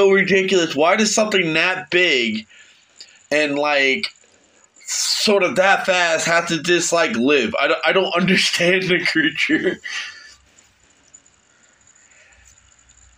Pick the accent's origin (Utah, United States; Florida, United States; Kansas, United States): Florida, United States; moved away as an adult; now in Northeastern United States; I'm a Floridian